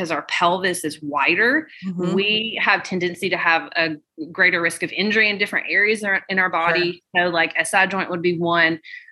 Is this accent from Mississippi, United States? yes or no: no; Birmingham, Alabama, United States; I'm from Birmingham, Alabama